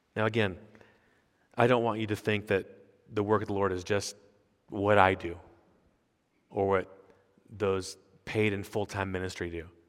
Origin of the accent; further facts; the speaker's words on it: United States; I'm an American pastor on sabbatical